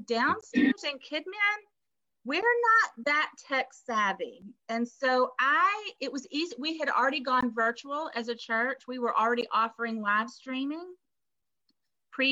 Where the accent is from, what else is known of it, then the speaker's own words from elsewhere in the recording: Texas, United States; also born or lived in Memphis, Tennessee; now in Pennsylvania, United States; I am from Texas. And I claim my Texas roots.